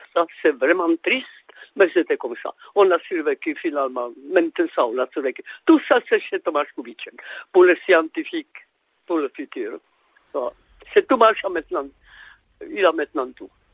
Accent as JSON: {"language": "French", "region": "Prague", "country": "Czechia", "tie": "born or raised there", "also_born_or_lived": "Brno", "moved": "yes", "said": "J'ai vécu à Brno 15 ans même si je suis né à Prague"}